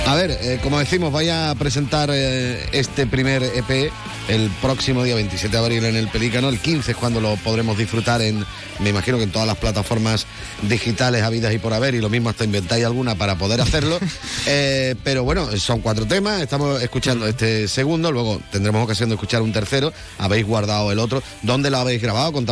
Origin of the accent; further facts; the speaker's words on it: Cádiz, Andalusia, Spain; Bueno, y soy de Cádiz, Cádiz, como digo yo, allí tenéis ejemplos espectaculares, bueno, en la provincia y cerquita también, ¿no?